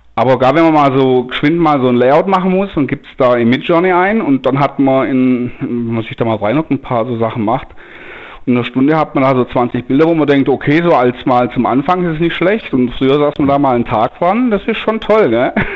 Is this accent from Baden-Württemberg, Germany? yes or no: yes; Denkingen, Baden-Württemberg, Germany; ich bin ich, aus Denkingen